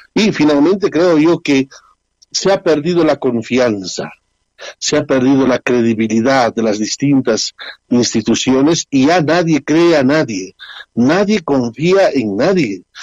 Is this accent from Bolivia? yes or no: yes; Bolivia; nuestra gente boliviana